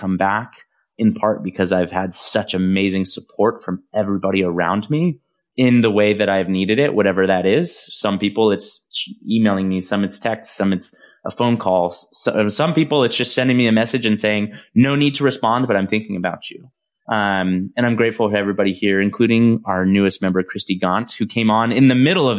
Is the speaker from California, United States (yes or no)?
yes; Visalia, California, United States; this is Visalia, California, where I'm from